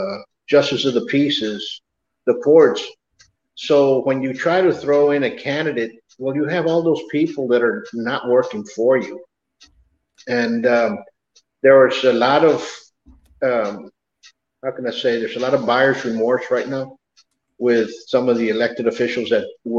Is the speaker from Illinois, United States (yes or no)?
no; Laredo, Texas, United States; also born or lived in Dallas-Fort Worth, Texas; I'm from Laredo, lived in DFW for many years